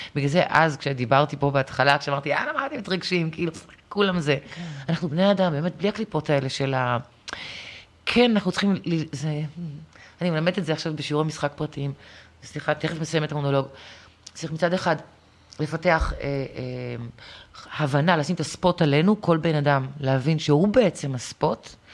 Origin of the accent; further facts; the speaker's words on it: Acre, Northern District, Israel; גם אנחנו העכואים, אני נולדתי שם